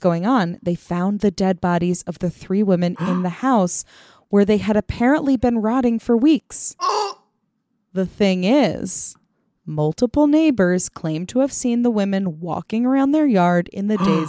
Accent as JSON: {"language": "English", "country": "India", "tie": "born or raised there"}